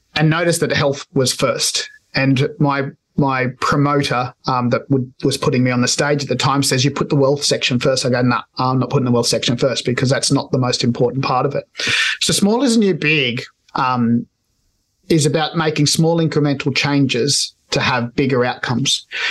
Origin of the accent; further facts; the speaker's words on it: Australia; I'm Spanish, I'm Australian born Spanish migrants